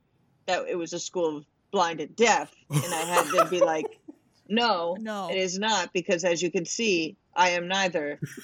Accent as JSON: {"language": "English", "region": "Northeast", "country": "United States", "tie": "born or raised there", "said": "I grew up in the Northeast"}